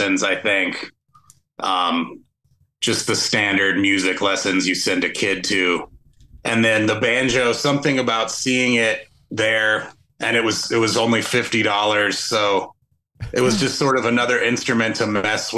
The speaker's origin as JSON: {"language": "English", "region": "North Carolina", "country": "United States", "tie": "born or raised there", "said": "I grew up in North Carolina"}